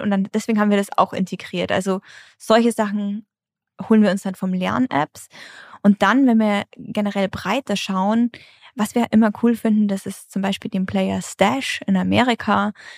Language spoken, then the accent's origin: German; Germany